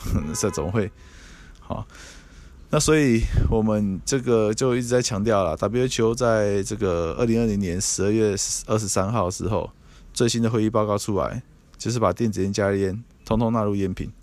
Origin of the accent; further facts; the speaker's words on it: Taiwan; 我们台湾是繁体中文